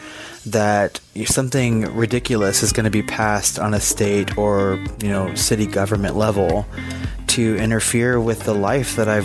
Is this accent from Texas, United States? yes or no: yes; Texas, United States; I currently live in Texas. I grew up in Texas, and I've spent most of my adult life here